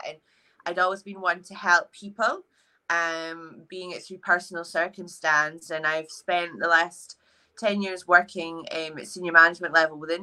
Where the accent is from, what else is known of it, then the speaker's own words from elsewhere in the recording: Edinburgh, Scotland, United Kingdom; I am 31 years of age and I'm from Edinburgh.